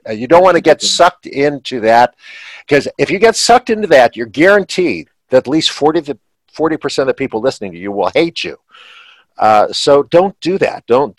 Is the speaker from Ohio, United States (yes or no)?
yes; Shaker Heights, Ohio, United States; moved away as an adult; also born or lived in Maryland; now in Pennsylvania, United States; I grew up in Northern Ohio. We get snow. When I was growing up in just outside Cleveland, Ohio